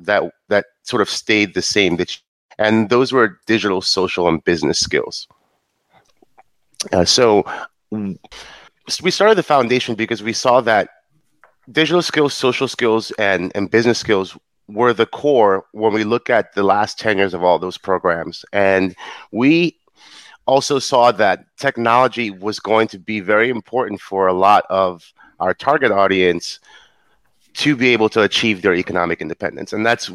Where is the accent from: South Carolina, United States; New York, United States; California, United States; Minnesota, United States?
New York, United States; being of African descent, I'm a Nigerian from New York